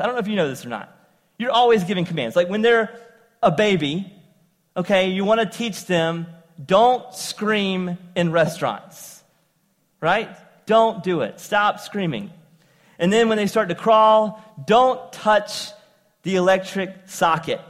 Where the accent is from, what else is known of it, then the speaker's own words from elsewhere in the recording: eastern North Carolina, United States; accent: southern; moved away as an adult; also born or lived in upstate New York; eastern North Carolina all my life, having uh, a southern accent, I ended up after high school moving uh, to uh, upstate New York